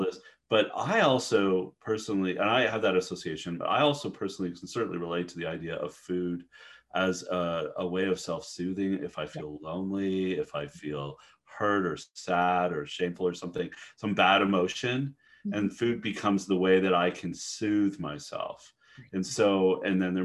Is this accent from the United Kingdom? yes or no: no; Canada; moved away; I'm Canadian originally